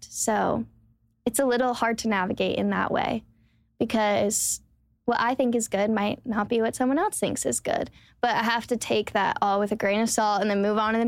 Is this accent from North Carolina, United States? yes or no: yes; Charlotte area, North Carolina, United States; moved away as an adult; now in Nashville, United States; I'm from North Carolina, as I said, like a small town, Charlotte area.